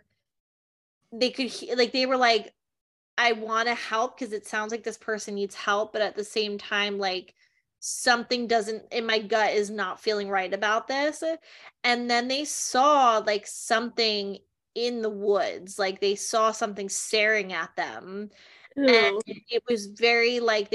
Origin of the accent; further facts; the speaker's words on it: New Jersey, United States; I'm from Jersey